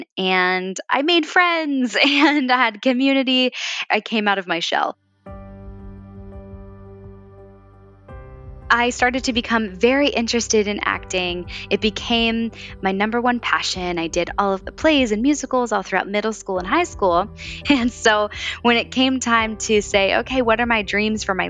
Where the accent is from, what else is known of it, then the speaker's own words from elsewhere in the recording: Valley Forge, Pennsylvania, United States; moved away; I grew up just outside of Philadelphia in Valley Forge, Pennsylvania